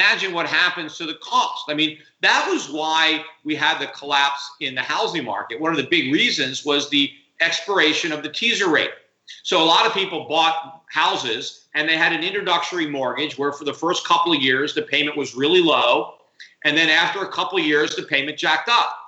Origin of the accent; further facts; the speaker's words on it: United States; I'm an American